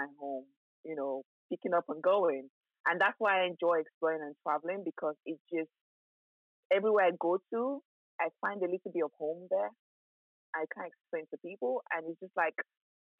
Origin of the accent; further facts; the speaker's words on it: Lagos, Nigeria; now in United Kingdom; I was born in Nigeria and I grew up in Nigeria. So Nigeria was home for me for a very, very long time